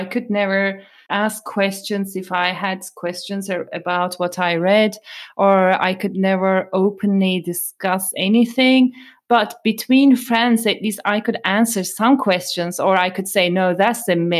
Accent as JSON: {"language": "English", "country": "Turkey", "tie": "born or raised there", "moved": "yes", "said": "I come from Turkey and I grew up in Turkey"}